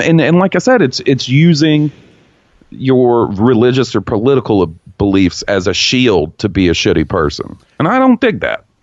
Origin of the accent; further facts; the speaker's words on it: the Bible Belt, United States; I grew up in the Bible Belt. I've spent my entire 34 years of living in the Bible Belt of America.